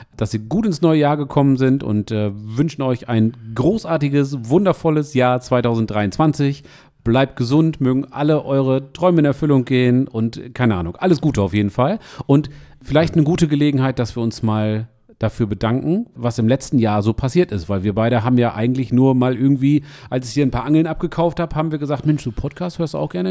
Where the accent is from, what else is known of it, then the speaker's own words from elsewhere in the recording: East Frisia, Lower Saxony, Germany; bei uns in Ostfriesland